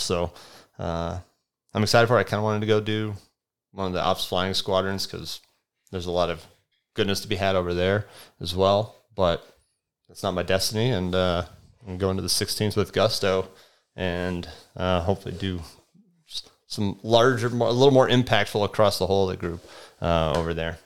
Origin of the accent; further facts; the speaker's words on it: Las Vegas, Nevada, United States; moved away; I grew up in Las Vegas. Like, my parents moved there in, what year? nineteen ninety, um, and when I was in third grade. And so I'm basically a Las Vegas kid